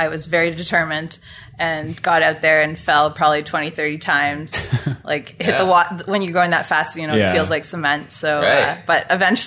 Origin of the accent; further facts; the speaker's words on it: Carp, Ontario, Canada; I grew up in Carp